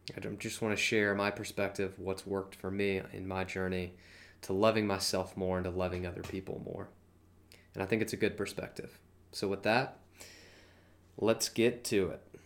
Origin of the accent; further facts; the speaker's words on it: Georgia, United States; I'm from Georgia